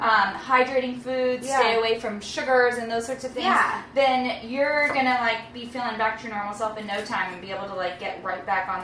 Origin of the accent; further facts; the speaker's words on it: San Francisco, California, United States; Well, I mean, I grew up in San Francisco, or right outside of San Francisco.